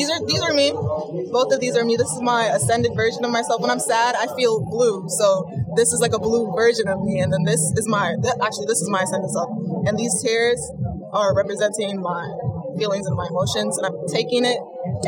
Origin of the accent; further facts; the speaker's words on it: New York City, New York, United States; I'm from Brooklyn, New York